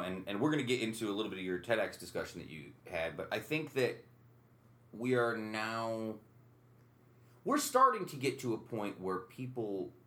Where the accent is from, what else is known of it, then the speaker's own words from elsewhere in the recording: upstate New York, United States; growing up upstate New York